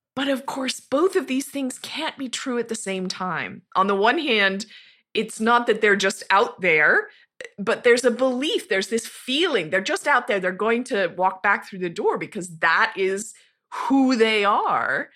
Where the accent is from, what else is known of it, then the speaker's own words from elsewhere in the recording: Montana, United States; moved away; also born or lived in Tucson, Arizona; I grew up in Montana, in a very rural, tiny little town of about five thousand, uh, high in the Rocky Mountains, near the Continental Divide